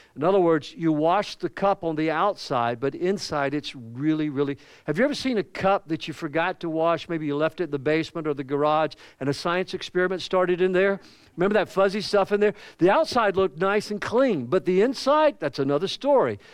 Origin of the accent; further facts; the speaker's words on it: the South, United States; accent: Southern; as a Southerner